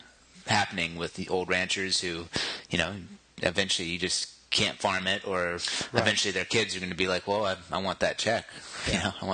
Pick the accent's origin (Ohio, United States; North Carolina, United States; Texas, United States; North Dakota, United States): Texas, United States; Goldthwaite; now in Austin, United States; I grew up in Goldthwaite, and my grandfather was a rancher